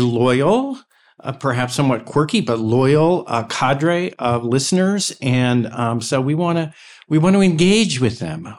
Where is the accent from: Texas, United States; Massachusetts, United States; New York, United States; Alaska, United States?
Texas, United States; I'm from Texas